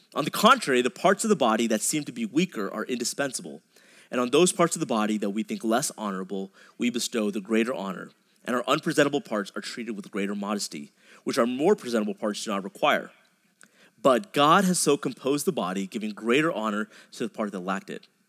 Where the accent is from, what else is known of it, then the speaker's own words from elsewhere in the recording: a suburb outside of Dallas, Texas, United States; I grew up in a suburb outside of Dallas